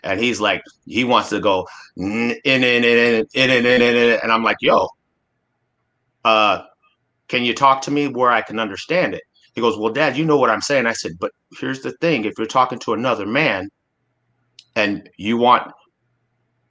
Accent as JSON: {"language": "English", "town": "Anchorage", "region": "Alaska", "country": "United States", "tie": "born or raised there", "said": "I grew up in Alaska and in Anchorage, Alaska"}